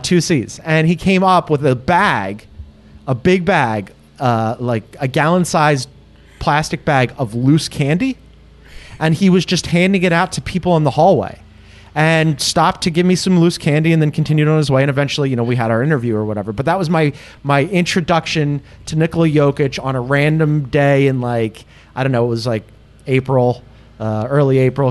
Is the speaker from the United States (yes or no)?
yes; Philadelphia, Pennsylvania, United States; also born or lived in Las Vegas; I am a Philadelphian, spent my entire life there.